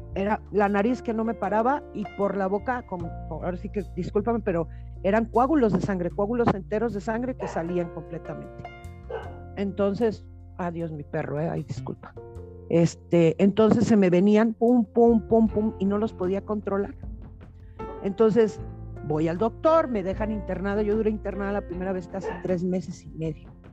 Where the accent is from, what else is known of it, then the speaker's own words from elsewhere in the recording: Jalisco, Mexico; yo soy de Jalisco